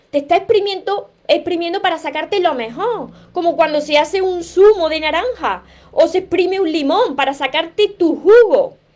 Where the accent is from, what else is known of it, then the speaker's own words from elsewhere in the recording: Venezuela; now in Ecuador; Soy venezolana, estoy en Ecuador, pronto me voy de Venezuela.